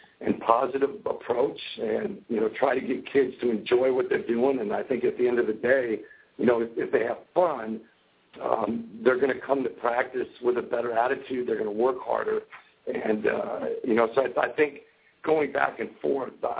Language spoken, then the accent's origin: English; Wisconsin, United States; moved away as an adult; I grew up in Wisconsin